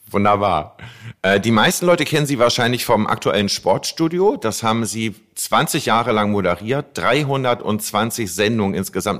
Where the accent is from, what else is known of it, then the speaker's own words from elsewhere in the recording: Hamburg, Germany; als Hamburger